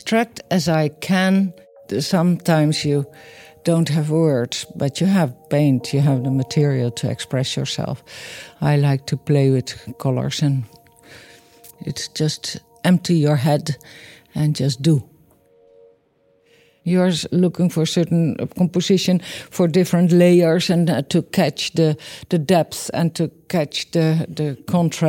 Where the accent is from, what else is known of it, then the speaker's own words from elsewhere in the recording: Netherlands; I grew up in the Netherlands, of course, in the middle of Holland.